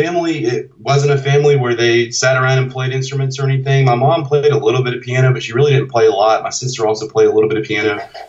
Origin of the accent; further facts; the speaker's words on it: the Bible Belt, the South, United States; I'm born and raised in the South in the Bible Belt, so I did have some like church experience when I was young